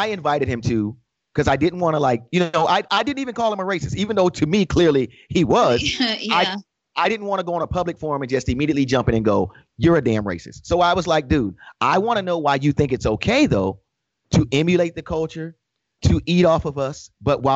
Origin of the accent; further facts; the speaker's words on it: New York, United States; being a New Yorker, being a hip hop kid at heart